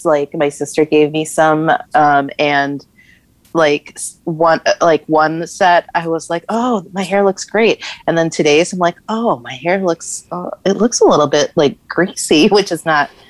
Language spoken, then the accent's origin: English; Minnesota, United States; Because we're Minnesotan.